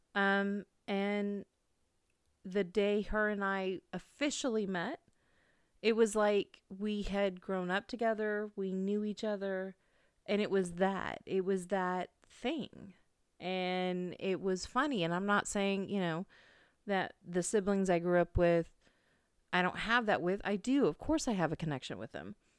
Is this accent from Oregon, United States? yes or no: no; California, United States; now in St. Louis, United States; I was raised driving in California